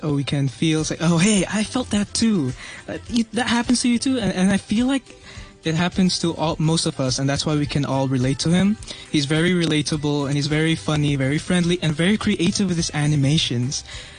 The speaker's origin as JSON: {"language": "English", "country": "Philippines", "moved": "yes", "lives_now": "Hong Kong", "said": "I'm also from the Philippines."}